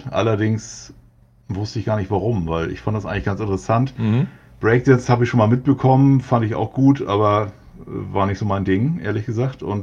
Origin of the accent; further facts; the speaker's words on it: Hamburg, Germany; Ja, also ich komme aus Hamburg, äh, bin hier geboren, äh, lebe hier und bleibe hier auch.